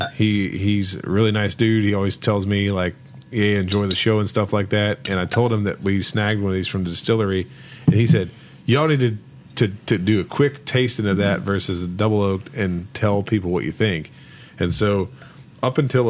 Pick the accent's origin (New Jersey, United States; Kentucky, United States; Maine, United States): Kentucky, United States; we're from Kentucky